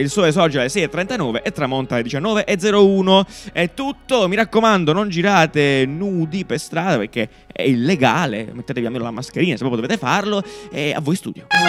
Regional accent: Italy; Genera Festival c'è stato a Cesterino, nel mio paese natale

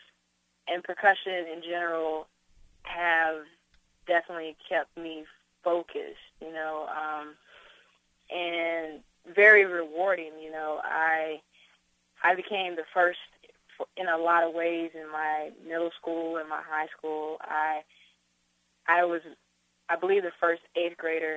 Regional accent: North Carolina, United States; growing up in North Carolina, the influences musically over me were my family

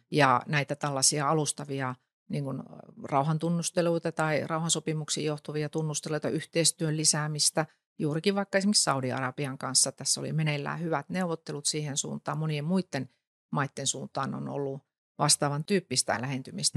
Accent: North Savo, Finland; No mä tulen Ylä-Savosta

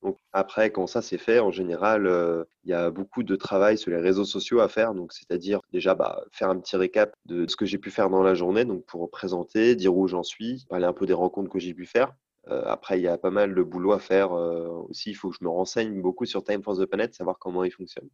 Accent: North Finistère, Brittany, France; je viens du Nord Finistère

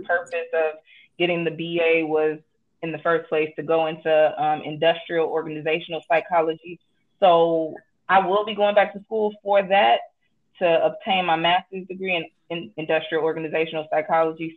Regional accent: Chicago, Illinois, United States; I am from Chicago, Illinois, born and raised

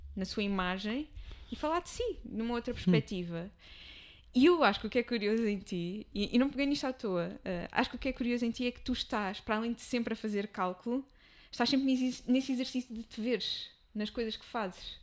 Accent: Amadora, Lisbon, Portugal; apesar de ser o meu espaço, nascida, criada, mas não vou morrer na Amadora

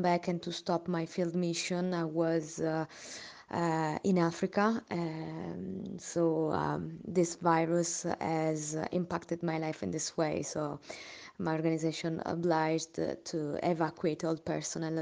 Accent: Milan, Lombardy, Italy; English is a second language; I'm Italian. I'm from Milan

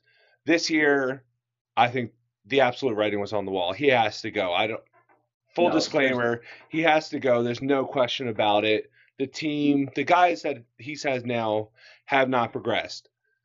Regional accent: near Philadelphia, Pennsylvania, United States; I grew up near Philly my whole life.

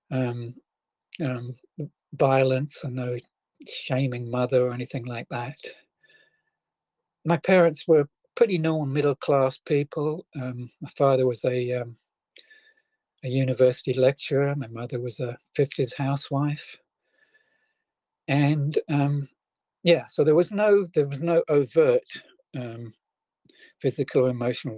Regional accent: England, United Kingdom; I was born in England, the very early 1950s, just after World War II.

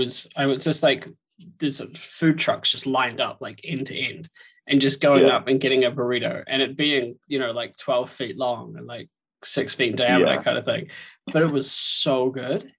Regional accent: New Zealand; now in Scotland; I'm from New Zealand originally

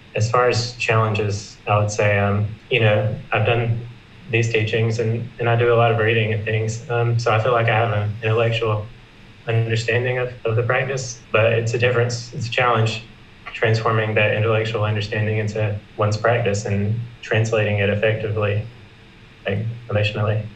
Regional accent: South Carolina, United States; also born or lived in Los Angeles; I'm from South Carolina. I'm currently living here after a year in Los Angeles

